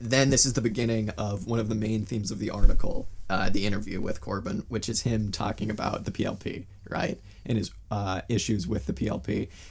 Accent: United States; as an American

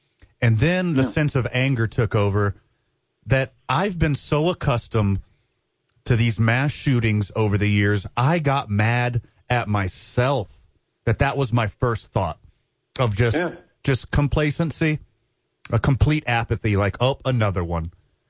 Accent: Houston, Texas, United States; I grew up in Houston as well. I'm very familiar with the Fifth Ward.

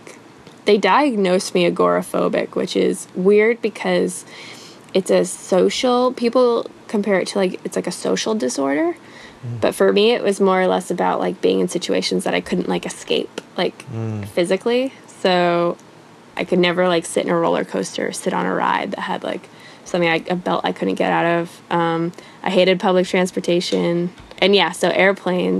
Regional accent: Massachusetts, United States; moved away; growing up in Massachusetts was very quaint and nice

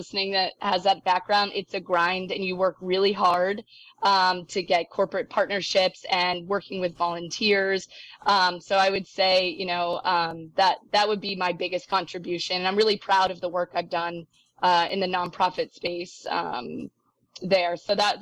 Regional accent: New England, United States; moved away; also born or lived in Florida; this New England girl

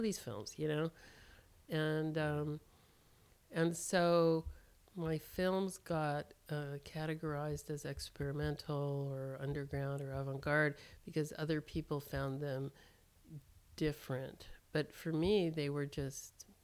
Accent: Berkeley, California, United States; I grew up in Berkeley

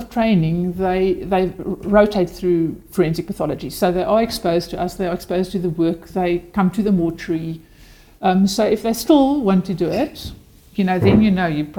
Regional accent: South Africa; first language Afrikaans; English is a second language; having to speak Afrikaans, which, like I say, is obviously my first language and which I'm very comfortable in.

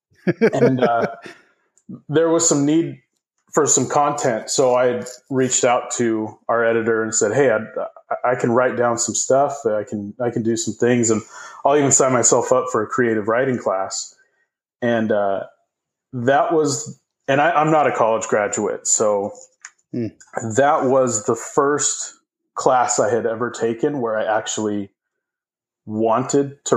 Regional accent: Arizona, United States; also born or lived in Provo, Utah; I grew up in Arizona. So I was born in Provo

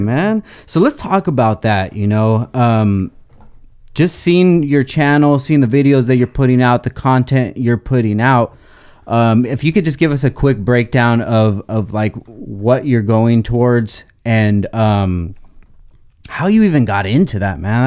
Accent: Oxnard, California, United States; born and raised in Oxnard

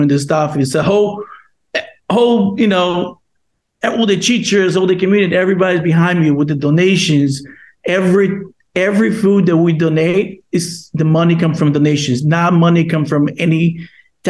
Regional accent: Brazil; English is a second language; now in Long Island, United States; I'm from Brazil, and I was one of the L's. I was one of our students. I'm moved here from Brazil and by myself without any family members

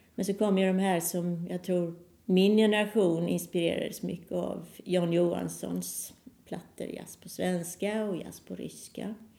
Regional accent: Halmstad, Halland County, Sweden; moved away as an adult; also born or lived in Gothenburg; jag är född i Halmstad men eh, när jag sökte då fortsätta med musiken så kom jag i Göteborg

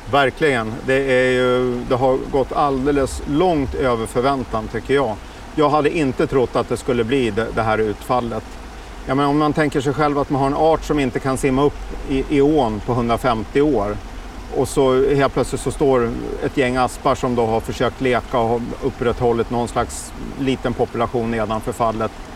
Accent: Uppsala, Uppsala County, Sweden; när jag växte upp här i Uppsala

